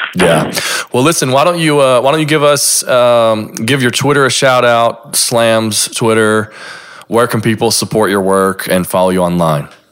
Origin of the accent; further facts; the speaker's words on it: Lexington, Kentucky, United States; I'm from Lexington